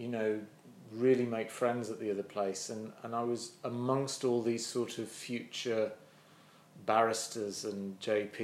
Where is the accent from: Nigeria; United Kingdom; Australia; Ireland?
United Kingdom; Sheffield, Yorkshire and the Humber; I'm from Sheffield.